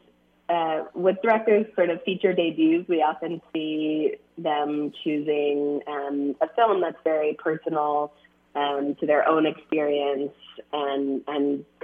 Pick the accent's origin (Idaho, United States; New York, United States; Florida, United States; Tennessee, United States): Florida, United States; I grew up evangelical and in Florida